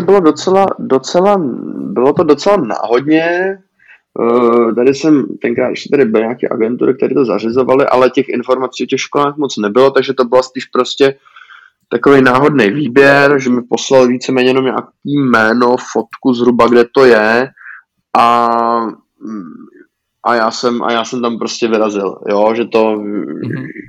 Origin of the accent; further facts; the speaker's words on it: Czechia; u nás v Čechách